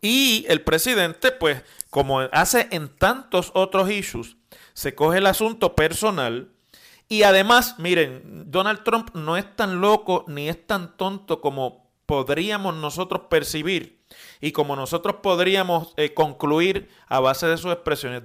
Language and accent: Spanish; Puerto Rico; la dignidad de los puertorriqueños y la respuesta con la que se nos trató como ciudadanos